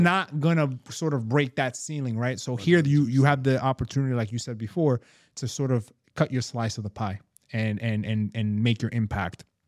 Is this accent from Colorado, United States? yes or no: no; New York, United States; we're from New York